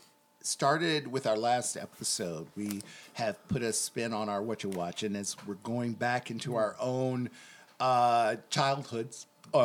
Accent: Detroit, Michigan, United States; growing up in Detroit, Motown

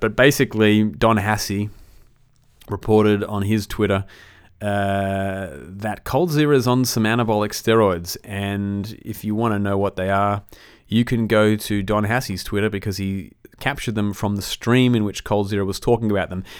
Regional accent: Australia; as an Australian

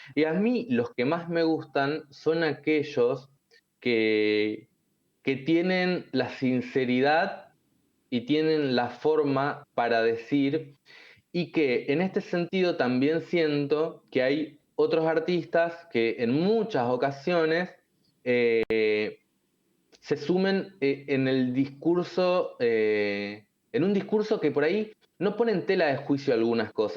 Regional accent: Argentina; como argentinos

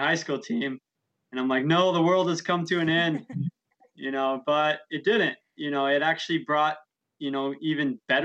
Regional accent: St. George, Utah, United States; I grew up in St. George, Utah

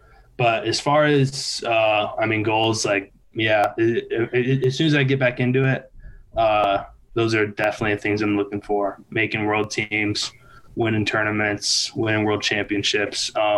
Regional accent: Michigan, United States; born there; also born or lived in Kentucky / Minnesota / Colorado; I've lived in Michigan. I was born in Michigan. I've lived in Kentucky, Minnesota, Colorado.

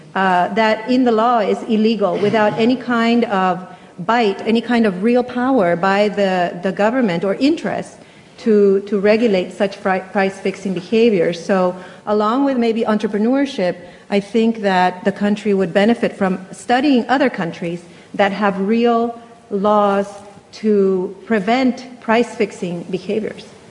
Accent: United States; now in Chile; I moved to Chile from the United States where I grew up

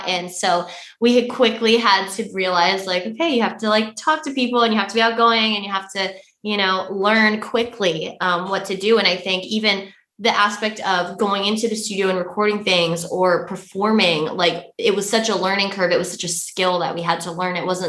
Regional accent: Middlefield, Connecticut, United States; moved away as an adult; now in Nashville, United States; from Middlefield and our mom and our uncle, they were born and raised in Middlefield. We were born and raised in Middlefield. So we've been here our whole lives. So transitioning from here to living in Nashville was a big transition

